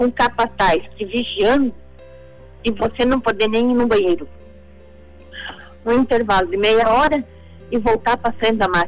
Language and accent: Portuguese; Brazil; nasci em Sara, tenho 70 anos, quer dizer, nasci em 1946.